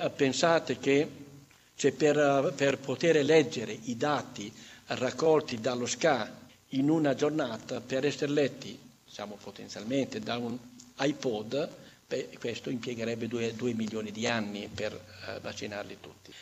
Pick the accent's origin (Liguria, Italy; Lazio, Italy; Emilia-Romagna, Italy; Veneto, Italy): Emilia-Romagna, Italy; io, io sono romagnolo, conosco bene il, il romagnolo